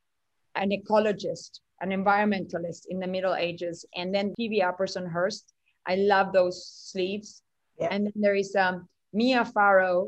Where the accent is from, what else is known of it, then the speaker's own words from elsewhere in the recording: Uruguay; moved away; I grew up in South America